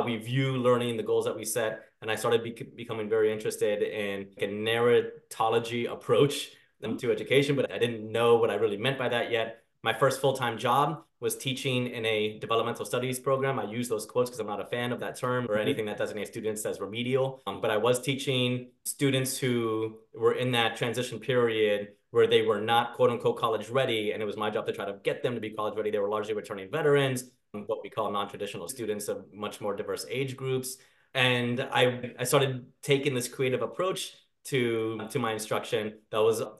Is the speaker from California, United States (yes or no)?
no; Miami, Florida, United States; growing up in Miami, Florida